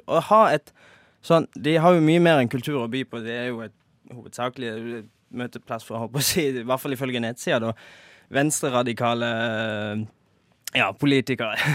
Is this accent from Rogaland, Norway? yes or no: yes; Rogaland, Norway; Ja, i hvert fall nede der jeg kommer ifra. Der har det jo, eller ikke akkurat der, men i Rogaland